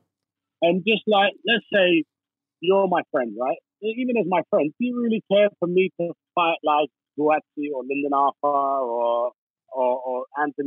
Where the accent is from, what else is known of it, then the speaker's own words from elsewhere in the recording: Hounslow, London, United Kingdom; I grew up in Hounslow and was a dishwasher, five of us in a studio.